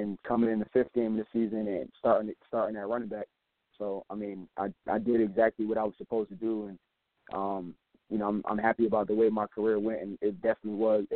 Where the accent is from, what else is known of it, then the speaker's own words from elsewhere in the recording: Delaware, United States; we're all from Delaware, and we all played Delaware High School football